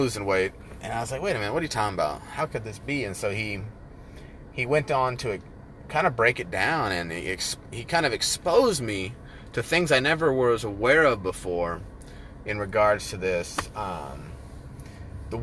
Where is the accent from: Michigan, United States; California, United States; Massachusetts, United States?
California, United States; Northern; moved away; We lived out in the foothills up in Northern Cali